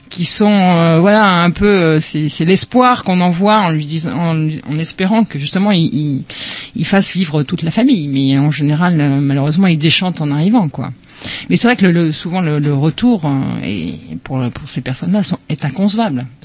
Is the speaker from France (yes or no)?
yes; France; enfin en tant que en tant que français enfin d'européens